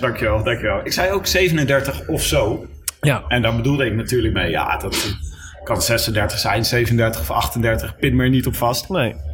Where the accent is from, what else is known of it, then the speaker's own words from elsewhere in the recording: Leiden, South Holland, Netherlands; ik kom zelf uit Leiden